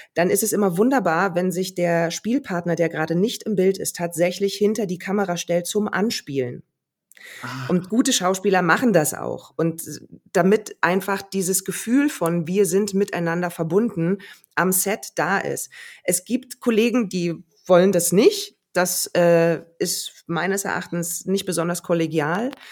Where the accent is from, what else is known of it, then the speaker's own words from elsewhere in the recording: Berlin, Germany; Also dafür liebe ich auch Berlin zu sehr, meine Heimat